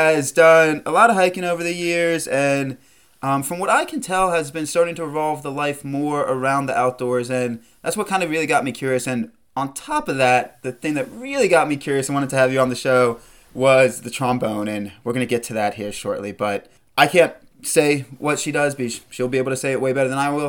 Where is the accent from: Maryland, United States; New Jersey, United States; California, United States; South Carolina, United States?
South Carolina, United States; I'm a South Carolina boy as well